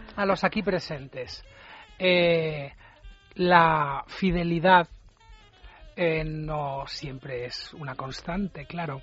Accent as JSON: {"language": "Spanish", "country": "Spain", "said": "Es esta cosa de vecinillos que tenemos en España"}